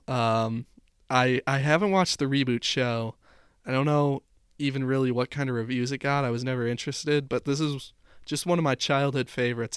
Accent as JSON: {"language": "English", "town": "Chicago", "region": "Illinois", "country": "United States", "tie": "born or raised there", "said": "growing up in Chicago"}